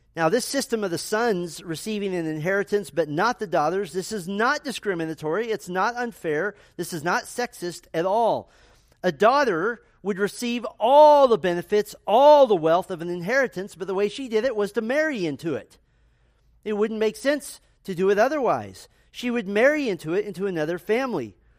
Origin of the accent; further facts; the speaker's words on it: United States; being American Christians